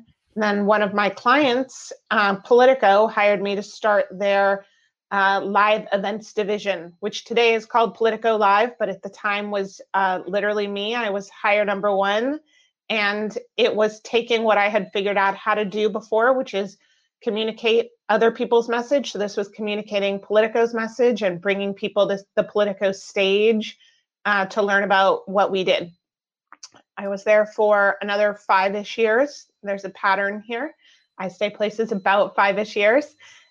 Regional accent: California, United States; moved away as an adult; also born or lived in Washington, D.C.; I grew up in California.

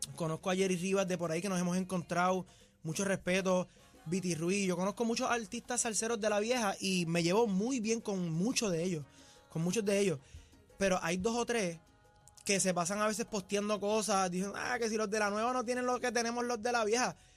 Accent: Puerto Rico; yo soy puertorriqueño, nacido y criado en Puerto Rico

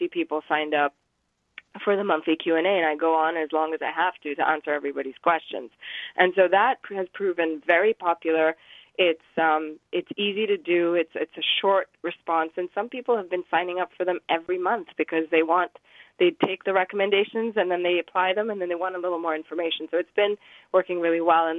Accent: Pakistan; moved away; I grew up in Pakistan for a little while. That's where I'm from.

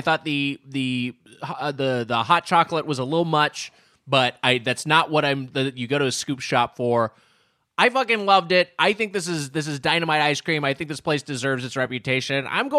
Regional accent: Brooklyn, New York, United States; I'm from Brooklyn.

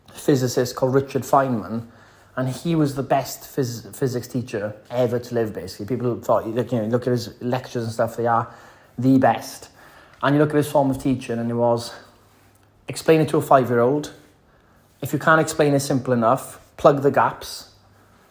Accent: the valleys in West Wales, United Kingdom; I'm a Welshman. I'm from the valleys in West Wales

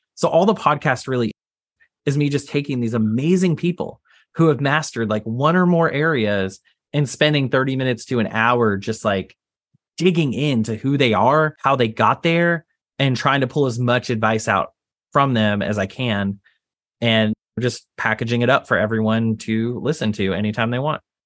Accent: Texas, United States; I grew up in Texas

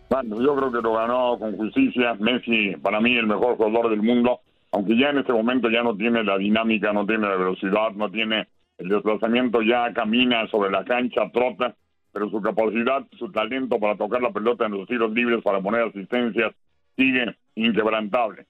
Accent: Mexico; moved away as an adult; now in Miami, United States; soy floridense desde hace nueve años, sigo siendo mexicano

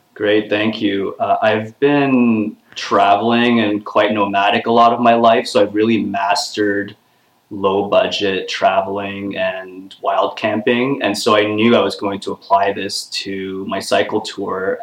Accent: Toronto, Ontario, Canada; I'm back in my hometown of Toronto

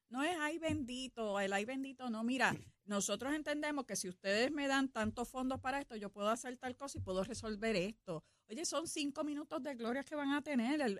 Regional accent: Puerto Rico

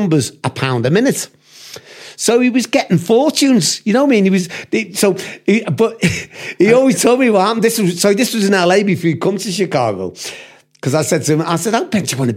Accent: United Kingdom; accent: British; also born or lived in United States; the Yanks used to love the British accent

